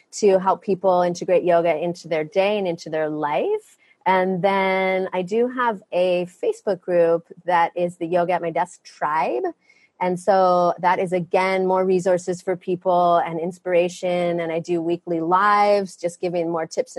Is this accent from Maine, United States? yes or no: yes; Maine, United States; now in Maui, United States; I was born in Maine